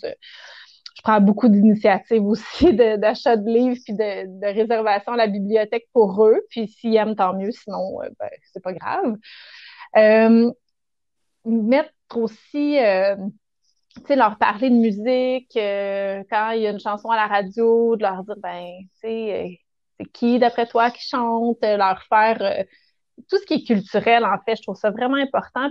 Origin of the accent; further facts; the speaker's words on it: Rougemont, Quebec, Canada; j'ai grandi à Rougemont, à Montérégie, donc au pays des pommes.